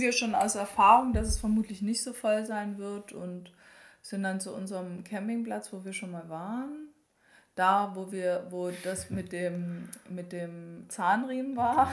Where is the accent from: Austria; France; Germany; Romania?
Germany; bei uns in Deutschland